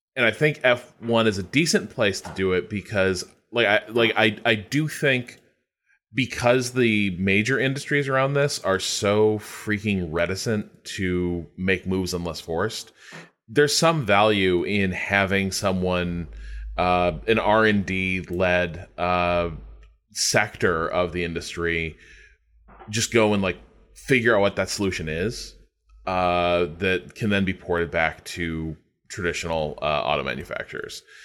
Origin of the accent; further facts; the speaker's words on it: United States; a background as an American